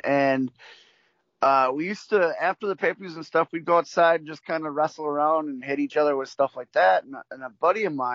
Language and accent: English; Milwaukee, Wisconsin, United States; where I grew up in Milwaukee